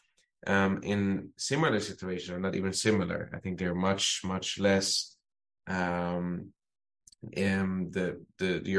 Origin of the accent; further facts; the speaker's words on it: Amsterdam, North Holland, Netherlands; moved away as an adult; now in Israel; I grew up in Amsterdam